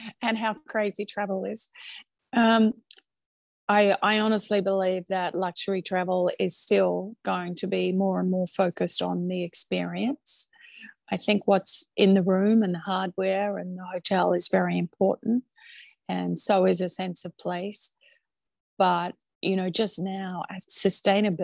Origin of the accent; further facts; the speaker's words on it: Australia; accent: Australian; moved away as an adult; also born or lived in China / Chicago; now in New York, United States; I'm proud to be Australian.